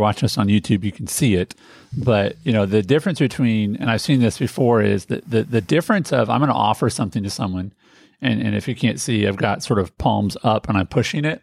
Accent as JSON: {"language": "English", "town": "Indianapolis", "region": "Indiana", "country": "United States", "tie": "born or raised there", "said": "I grew up in Indianapolis."}